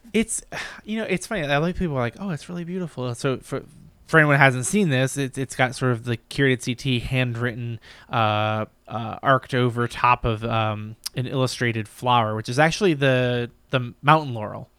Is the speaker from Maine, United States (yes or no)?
yes; Brunswick, Maine, United States; moved away; we grew up in, I grew up in Maine.